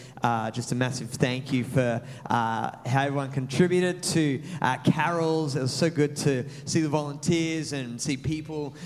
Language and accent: English; Maitland, New South Wales, Australia; now in Mandurah, Australia; my hometown of Maitland, which was a small country city